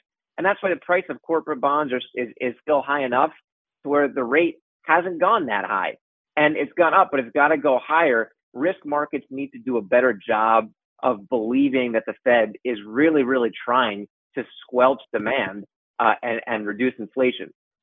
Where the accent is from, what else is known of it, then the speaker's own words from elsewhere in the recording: Westchester, New York, United States; now in New York City, United States; I'm from Westchester. I've been living in the city for almost 10 years